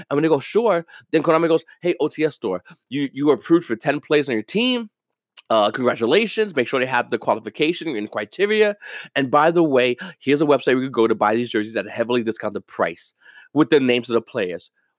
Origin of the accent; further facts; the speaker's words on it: New York, United States; I mean, I'm from New York. I like the Yankees.